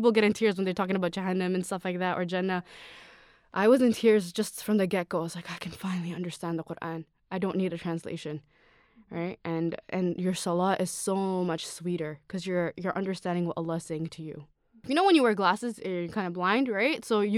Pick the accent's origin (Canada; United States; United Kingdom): Canada; Toronto, Ontario; also born or lived in Sri Lanka; All right, so I was born and raised in Toronto. I grew up in Sri Lanka for a little bit. I went to elementary school, middle school, and high school all here.